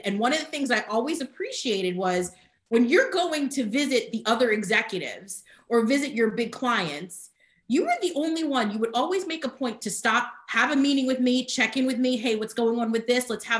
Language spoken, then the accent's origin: English; New Jersey, United States; moved away as an adult; also born or lived in Miami; now in Charlotte, United States; I was born and raised in New Jersey, that was where I've always been.